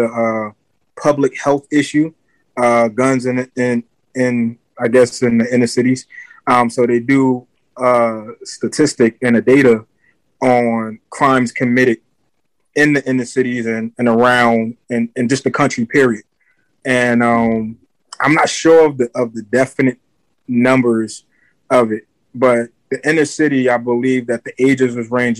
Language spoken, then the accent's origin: English; Jersey City, New Jersey, United States; I'm from Jersey City. I'm from a bad block in Jersey City